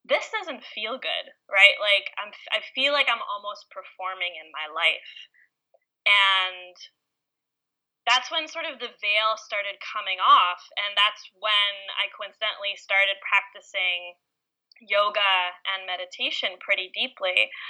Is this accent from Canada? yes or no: no; Israel; also born or lived in New York / St. Louis, Missouri; I was born in New York, and then I grew up in Israel for a few years, seven years exactly.